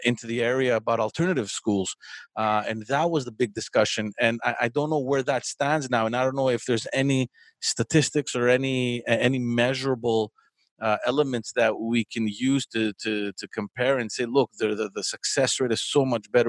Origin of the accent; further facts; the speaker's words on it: Montreal, Quebec, Canada; I grew up in Parkex